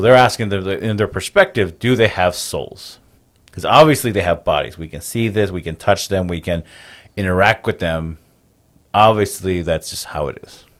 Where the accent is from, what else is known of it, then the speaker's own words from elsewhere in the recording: United States; born and raised on the Navajo Nation, which is the largest Native American tribe in the United States